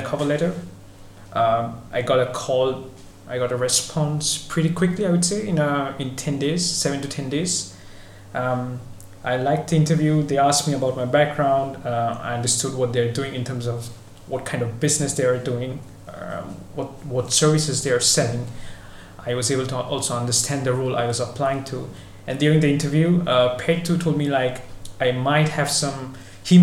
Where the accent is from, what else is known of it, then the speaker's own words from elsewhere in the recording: Kolkata, West Bengal, India; moved away as an adult; also born or lived in Milan, Italy / Netherlands; originally I'm from India, from a city called Kolkata, city of Mother Teresa, if everyone knows it, I guess. I grew up there, was raised there